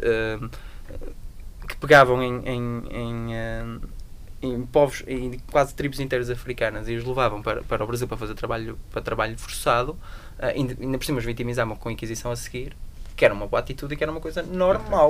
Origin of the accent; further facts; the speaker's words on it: Portugal; Eu nasci, num, nasci em Portugal